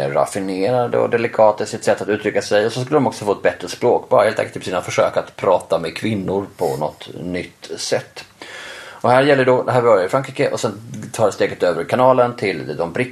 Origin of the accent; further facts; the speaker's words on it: Norway; Jag fattar det för att vi är norrmän